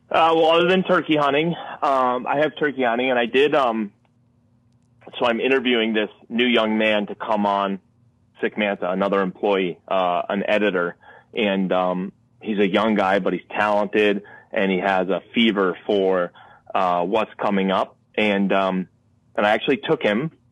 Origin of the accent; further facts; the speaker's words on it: Connecticut, United States; I'm born and raised in Connecticut